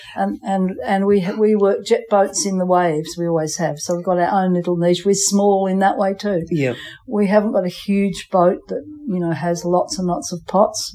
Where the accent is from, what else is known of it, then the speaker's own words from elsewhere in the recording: Geraldton, Western Australia, Australia; also born or lived in England / Post Office Island, Abrolhos Islands; I came from England with my father and mother when I was five. And we came to Geraldton and then came to the islands a year later.